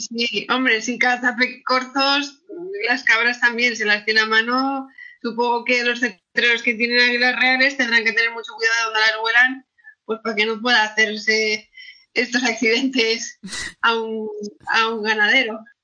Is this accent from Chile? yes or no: no; Asturias, Spain; Yo en Asturias